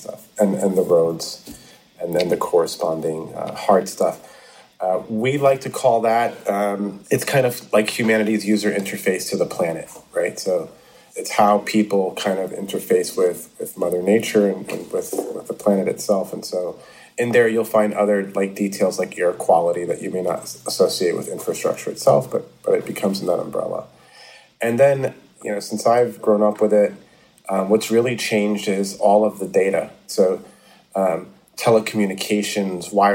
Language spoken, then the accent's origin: English; New York City, New York, United States; a kid growing up in the Bronx